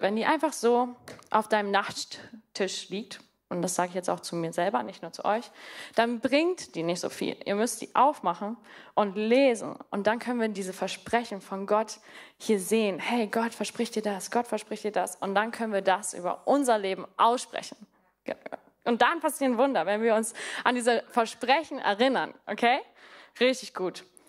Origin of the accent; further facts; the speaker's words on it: Namibia; moved away as an adult; also born or lived in Mannheim; now in Germany; Also ich komme, wie gesagt, aus Namibia, aber ich bin dort auch auf einer Farm groß geworden.